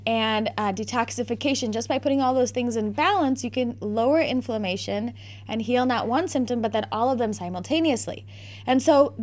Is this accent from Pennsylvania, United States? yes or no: no; Naperville, Illinois, United States; also born or lived in South Bend, Indiana; I have been born and bred in Naperville, Illinois.